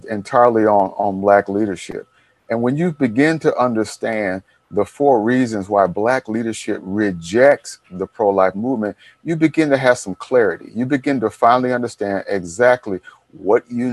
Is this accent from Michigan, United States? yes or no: yes; Detroit, Michigan, United States; my friends I grew up with in Detroit. On the block, I'm probably the only one left alive from that block.